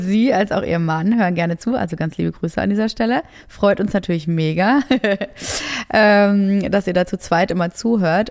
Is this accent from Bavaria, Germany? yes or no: no; Essen, North Rhine-Westphalia, Germany; moved away; meine Heimat. Ich komme ja aus Essen